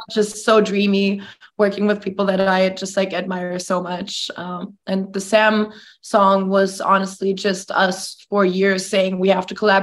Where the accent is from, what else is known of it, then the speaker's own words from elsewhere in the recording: Germany; moved away as an adult; now in Los Angeles, United States; I'm from Germany. I was born and raised there. I moved to LA at 19.